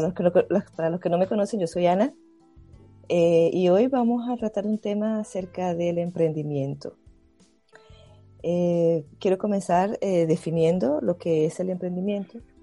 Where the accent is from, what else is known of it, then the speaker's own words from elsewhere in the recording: Caracas, Capital District, Venezuela; moved away as an adult; also born or lived in Maracaibo, Venezuela / Spain; now in Germany; yo nací en Venezuela, yo soy de Caracas